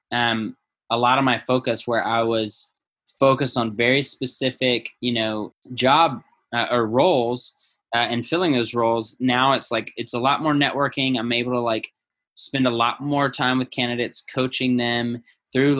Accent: the South, United States; moved away as an adult; also born or lived in Los Angeles, California / Northern California; now in San Luis Obispo, United States; I'm from the South, born and raised down there

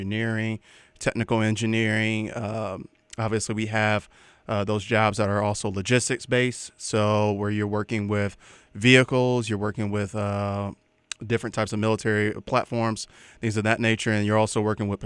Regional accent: Akron, Ohio, United States; I'm a Akron, Ohio native, born and raised over in Ohio.

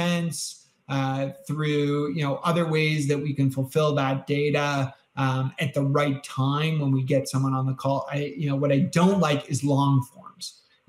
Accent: Canada; I'm Canadian.

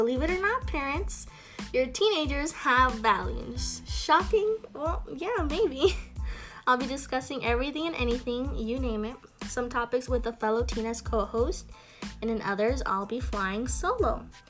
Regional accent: Tucson, Arizona, United States; I'm 16 years old, born and raised in Tucson, Arizona.

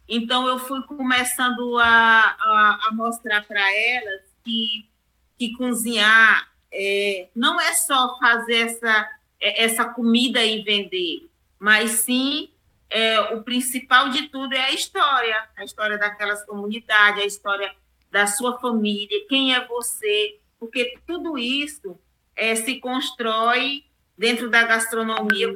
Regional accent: Porto Franco, Maranhão, Brazil; moved away as an adult; now in Palmas, Brazil; eu sou maranhense, né? Sou do estado do Maranhão, é, de Porto Franco, e moro em Palmas é, tem 29 anos. Eu moro em Palmas, Tocantins, e fui criada é, ali na divisa de Tocantins com Maranhão, na cidade de Aguiar Montes

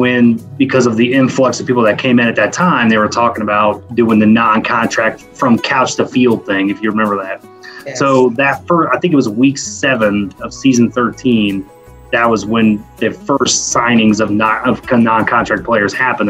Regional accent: Indianapolis, Indiana, United States; So I'm 36. I am from Indianapolis, Indiana. So born and raised in Indy.

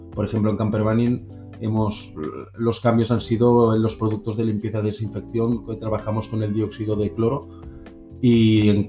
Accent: Barcelona, Catalonia, Spain; hola a todos … soy de Barcelona.

